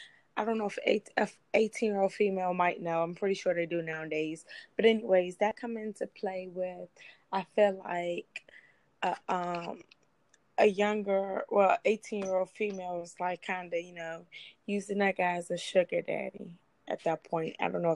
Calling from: Suitland, Maryland, United States; I'm calling from Suitland.

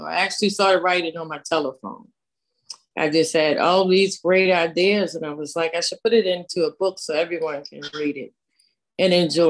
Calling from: Maryland, United States; Hello, everybody. … I'm coming from Maryland.

